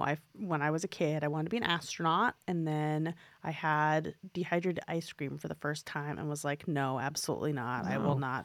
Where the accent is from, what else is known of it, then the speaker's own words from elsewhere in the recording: New York, United States; I mean, I grew up in New York City, and my parents would like take me to a musical on my birthday every year when I was a kid.